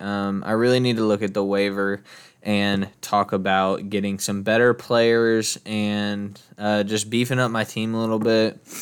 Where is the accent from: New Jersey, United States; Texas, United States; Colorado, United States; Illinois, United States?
Texas, United States; I'm, I'm from Texas